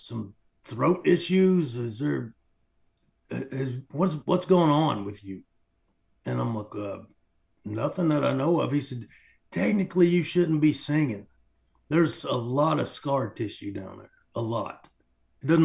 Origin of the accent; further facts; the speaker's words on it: Knoxville, Tennessee, United States; also born or lived in Greeneville, Tennessee; So I was born in Knoxville, then I went to the orphanage children's home, and then I was ultimately adopted.